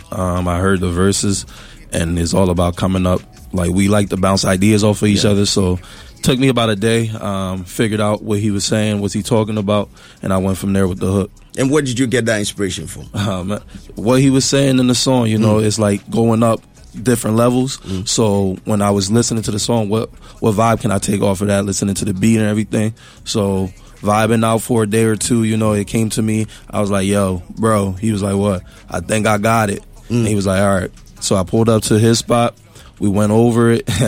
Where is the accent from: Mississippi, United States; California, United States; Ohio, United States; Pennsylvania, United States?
Pennsylvania, United States; Philadelphia; Um, West Philly, West Philly, Southwest area.